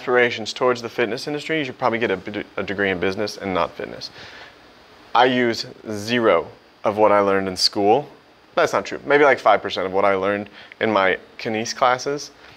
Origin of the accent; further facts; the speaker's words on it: Missouri, United States; also born or lived in Springfield, Missouri / St. Louis, Missouri / Joplin, Missouri; I'm from Missouri. I was born in like Springfield, moved to St. Louis for high school